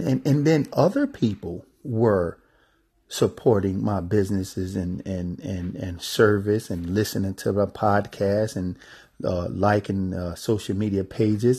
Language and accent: English; United States; being an American